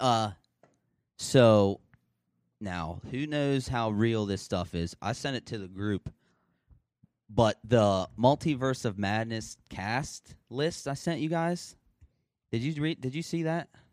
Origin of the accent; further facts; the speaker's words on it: northernmost part of West Virginia, United States; we are from, like, essentially the northernmost part of the state.